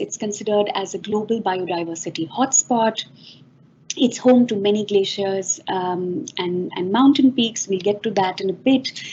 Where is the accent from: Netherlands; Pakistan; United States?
Pakistan; also born or lived in Karachi, Pakistan / Lahore, Pakistan; growing up in Karachi and Lahore